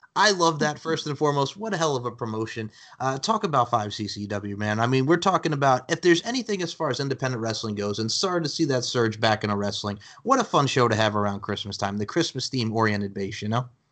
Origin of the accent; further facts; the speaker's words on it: Long Island, New York, United States; now in Myrtle Beach, United States; as a kid growing up on Long Island, New York